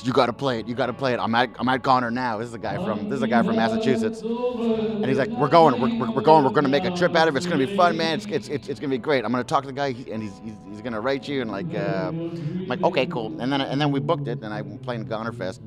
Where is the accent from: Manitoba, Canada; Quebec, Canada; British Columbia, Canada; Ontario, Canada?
Quebec, Canada; Montreal; born and raised in Montreal.